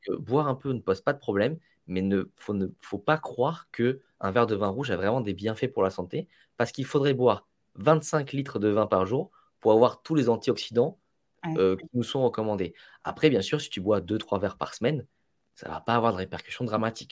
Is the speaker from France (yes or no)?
no; Italy; je suis italien